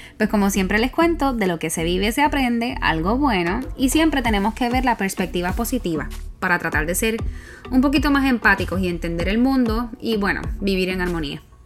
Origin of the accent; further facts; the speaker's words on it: Puerto Rico; moved away; como Boricua fuera de la isla